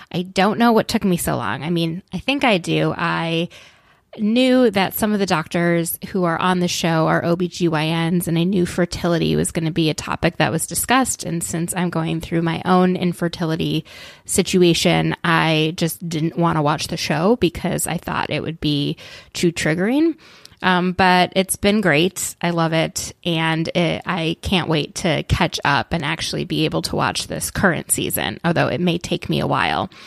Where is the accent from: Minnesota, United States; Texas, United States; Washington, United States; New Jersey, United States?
Minnesota, United States; But growing up in Minnesota, there are people in, you know, Minneapolis that always every year